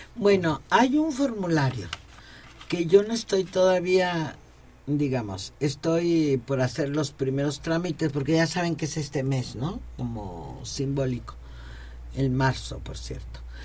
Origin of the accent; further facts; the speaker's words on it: Veracruz, Mexico; soy veracruzana